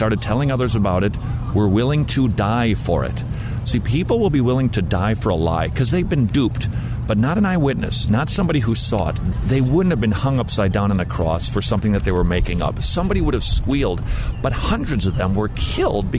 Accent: St. Paul, Minnesota, United States; I grew up in St. Paul, Minnesota

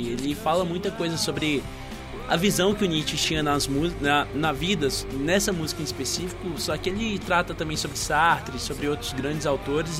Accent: Patos de Minas, Minas Gerais, Brazil; moved away; minha cidade natal, né? Eu sou de Patos de Minas

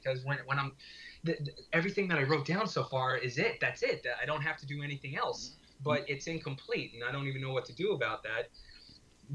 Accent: Orange County, New York, United States; moved away as an adult; also born or lived in Brooklyn, New York; now in Astoria, Queens, New York, United States; We were raised in Orange County

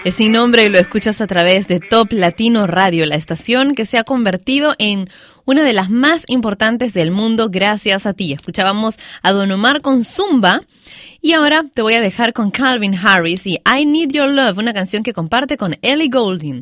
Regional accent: Peru; mi país, Perú

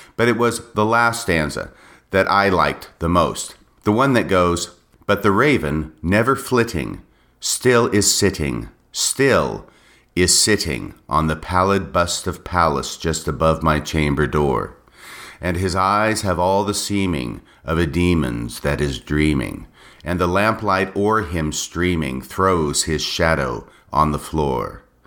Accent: United States; also born or lived in Texas / Washington State; I was a normal young boy growing up in the United States of America.

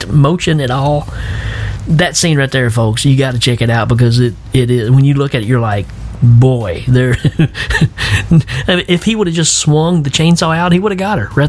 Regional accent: Tennessee, United States; I'm from Tennessee

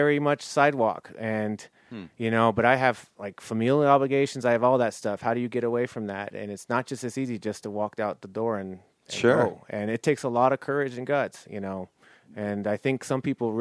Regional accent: Los Angeles, California, United States; moved away; I'm from Los Angeles

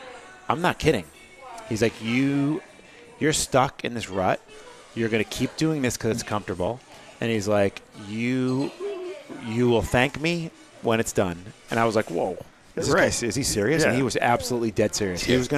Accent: Portsmouth, New Hampshire, United States; Growing up in Portsmouth, New Hampshire, I really liked Portsmouth.

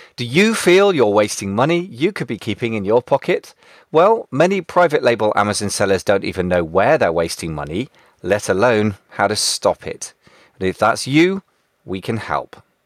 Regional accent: United Kingdom; Being British, we like to celebrate when we lose.

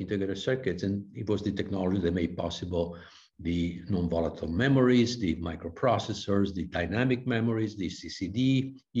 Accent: Vicenza, Veneto, Italy; I was born and raised in Vicenza, in Italy, in the northeast of Italy

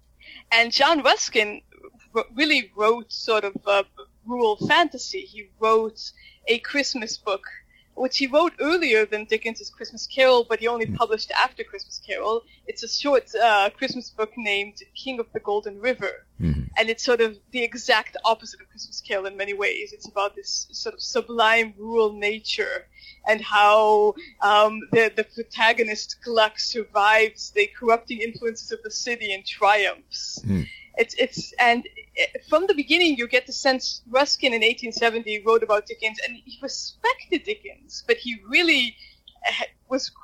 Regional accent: Jerusalem, Jerusalem District, Israel; I grew up in Jerusalem, Israel

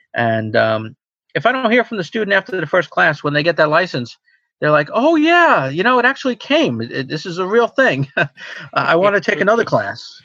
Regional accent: Long Island, New York, United States; also born or lived in Pennsylvania; now in New York City, United States; I grew up on Long Island

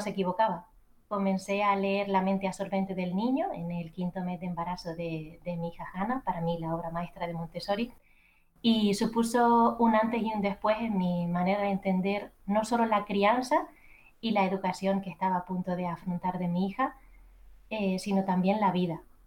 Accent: Canary Islands, Spain; accent: Canarian; moved away as an adult; now in Madrid, Spain; antes de dejar mis queridas Islas Canarias, mi acento me delata

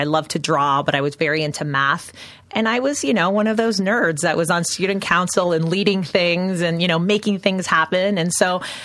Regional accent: Canada; moved away; originally from Canada. So you'll hear it in my accent.

